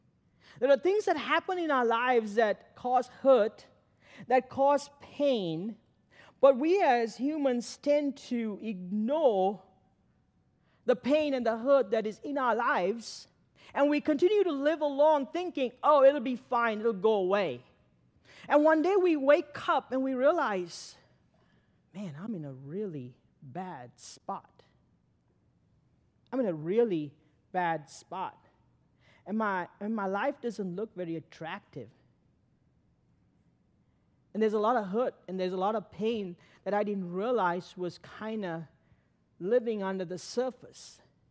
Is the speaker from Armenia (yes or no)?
no; Sri Lanka; now in Pittsburgh, United States; I came to Pittsburgh in 95, I came in and it was a culture shock getting to know the culture. And I came from Sri Lanka, a long ways from here.